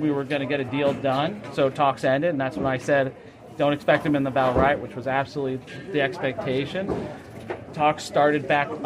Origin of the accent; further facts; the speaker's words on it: New York City, New York, United States; I'm a New Yorker